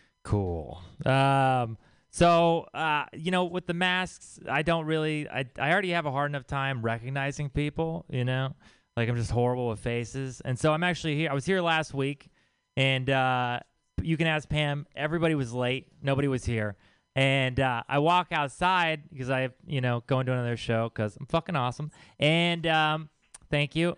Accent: Texas, United States; I'm from Texas.

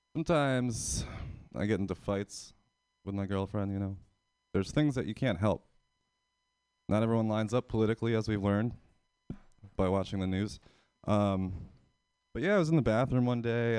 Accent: Pennsylvania, United States; moved away as an adult; now in San Francisco, United States; I'm from Pennsylvania.

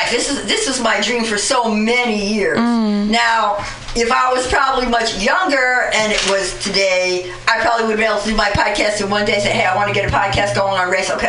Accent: Bronx, New York, United States; moved away; oh, I'm not from here. I've been here for over 35 years. I'm from the Bronx, but I'm still from the Bronx.

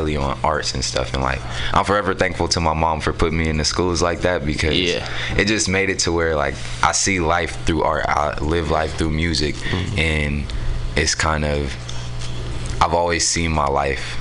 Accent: San Francisco, California, United States; also born or lived in Oakland; I was technically born in Oakland, but I was raised out here in San Francisco. I grew up in the Mo.

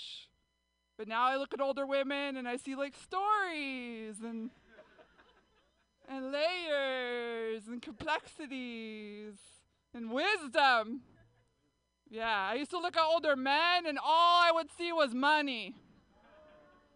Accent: San Jose, California, United States; I grew up in San Jose

